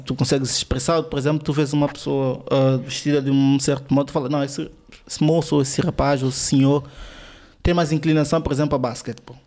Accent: São Tomé & Príncipe; sou de São Tomé.

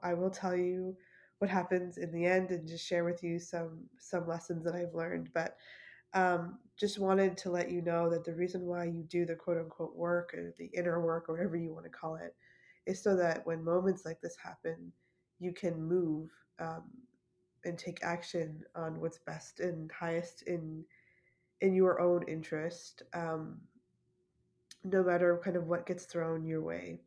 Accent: Canada; I'm Canadian

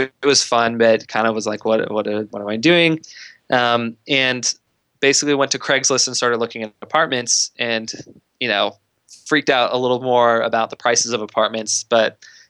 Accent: Idaho, United States; So like I said, I grew up in Idaho. I was perfectly happy there.

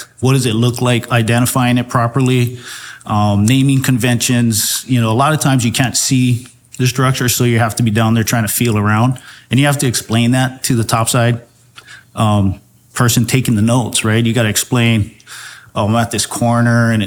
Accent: Hawaii, United States; Growing up in Hawaii, I mean, I was always in the water

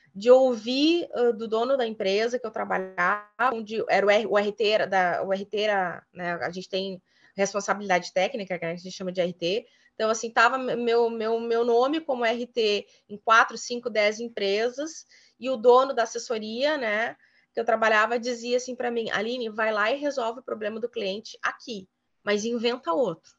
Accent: Cruz Alta, Rio Grande do Sul, Brazil; now in Guaíba, Brazil; eu sou nascida em Cruz Alta

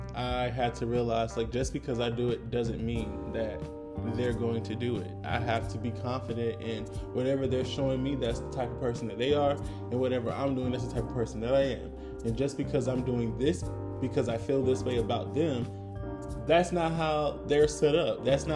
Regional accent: Augusta, Georgia, United States; moved away; I've been to my hometown, Augusta, 50 million times.

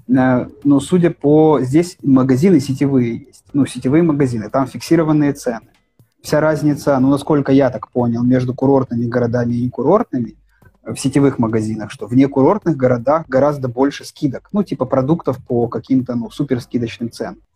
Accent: Pinsk, Brest Region, Belarus; moved away as an adult; also born or lived in Minsk, Belarus; now in Alanya, Turkey; Я на некоторое время переехал в Пинск. Но между Минском и Аланией у меня была неделя в Пинске. Мой родной город

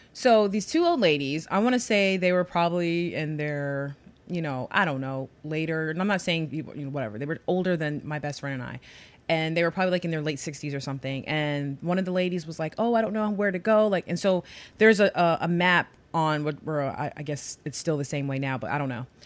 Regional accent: New York City, New York, United States; growing up in New York

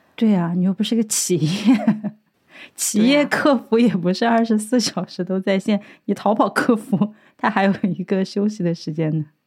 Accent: Sichuan, China; now in Dublin, Ireland; 我作为一个四川人

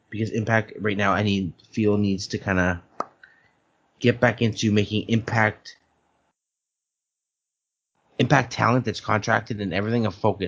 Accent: Canada; I'm Canadian.

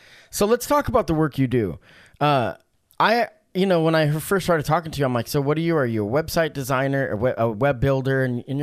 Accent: Oregon, United States; I'm born and raised in Oregon.

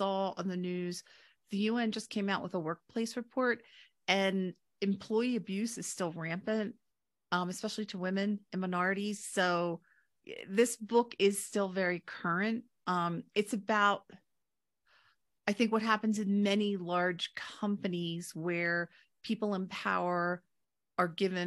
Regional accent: Delaware, United States; also born or lived in London; I grew up in Delaware

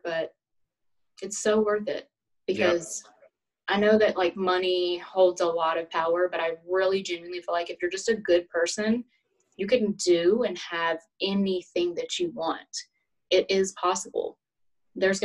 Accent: Alabama, United States; accent: Southern

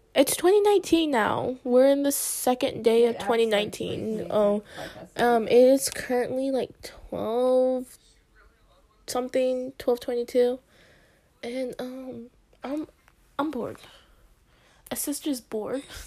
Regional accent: United States; I was born in America, but like, oh yeah, I am American

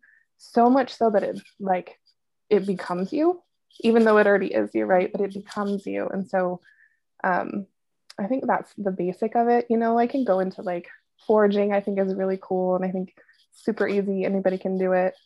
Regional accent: Washington, United States; moved away; I grew up in Washington, so this is like home base for me

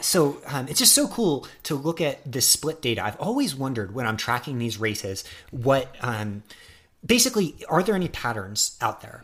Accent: United States; I'm such an American

